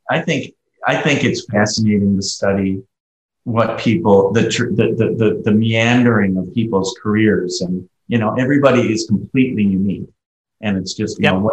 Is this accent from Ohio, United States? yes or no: yes; Ohio, United States; I'm from Ohio, where we have the Ohio State University.